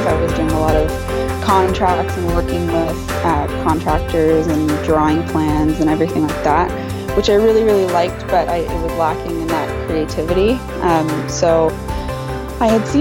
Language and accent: English; Canada; I'm Canadian